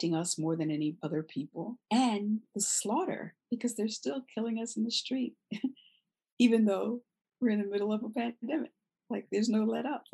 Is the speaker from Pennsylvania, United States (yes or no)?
yes; Philadelphia, Pennsylvania, United States; now in New York, United States; Philadelphia, my hometown, even though I live in New York